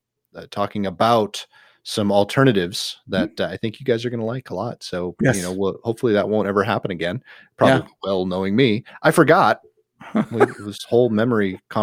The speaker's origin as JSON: {"language": "English", "region": "the North in the Midwest", "country": "United States", "tie": "born or raised there", "also_born_or_lived": "the South (US)", "moved": "yes", "lives_now": "Southern US", "said": "I grew up in the North in the Midwest."}